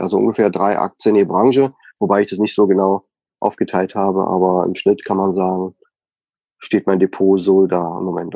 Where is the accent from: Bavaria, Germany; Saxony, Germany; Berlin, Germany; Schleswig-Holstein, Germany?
Bavaria, Germany; moved away as an adult; Wir kommen nur aus Bayern und lieben an unseren Leberkäse, unsere Weißwurst.